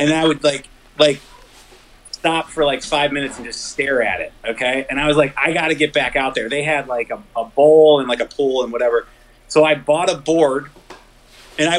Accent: Madison, United States; growing up in Madison.

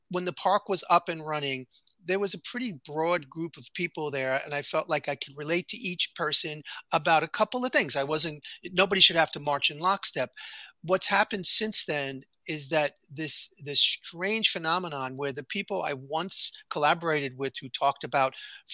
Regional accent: New York City, New York, United States; it's New York City, born and raised

